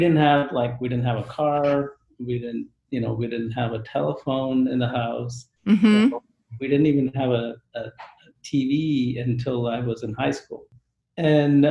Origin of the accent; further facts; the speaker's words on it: Bangalore, Karnataka, India; moved away as an adult; also born or lived in Tamil Nadu; now in Texas, United States; I grew up, so I was born in one state. It's called Tamil Nadu. But I did grow up in a state called Karnataka. But the more important was the city that people are more familiar with, which is Bangalore.